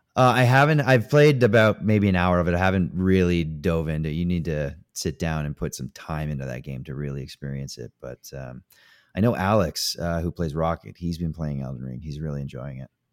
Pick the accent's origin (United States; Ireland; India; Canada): Canada; I'm Canadian.